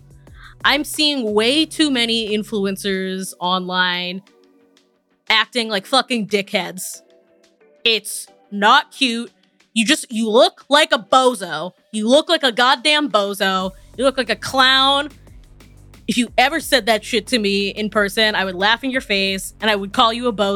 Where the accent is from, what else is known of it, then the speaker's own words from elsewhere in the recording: Massachusetts, United States; now in New York, United States; growing up in New England, especially in like Massachusetts